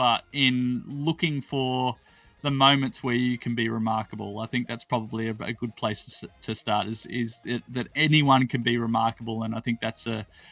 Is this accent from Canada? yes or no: no; Australia; I'm from Australia